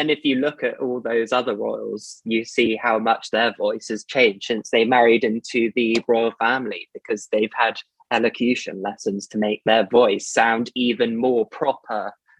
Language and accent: English; United Kingdom; accent: posh